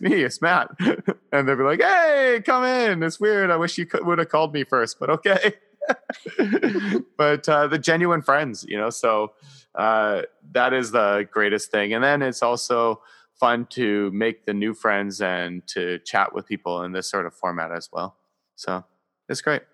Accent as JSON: {"language": "English", "country": "Canada", "said": "I am Canadian"}